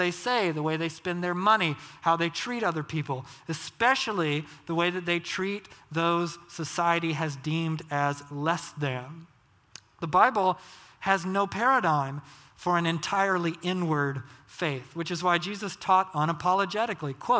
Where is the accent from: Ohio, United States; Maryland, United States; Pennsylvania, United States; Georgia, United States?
Georgia, United States; I grew up in Georgia, Southern Baptist.